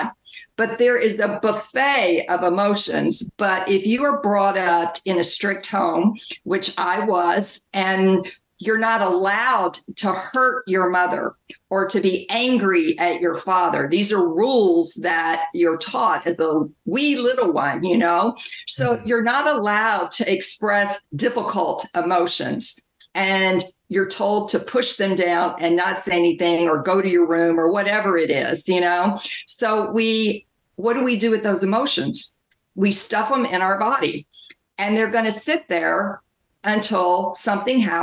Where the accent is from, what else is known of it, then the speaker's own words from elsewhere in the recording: the South, United States; I grew up in the South in a strict religious household